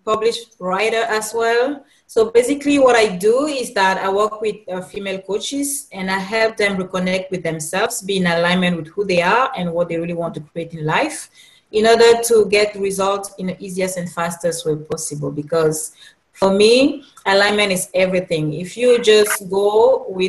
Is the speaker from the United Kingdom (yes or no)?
no; Cameroon; now in Los Angeles, United States; I'm originally from Cameroon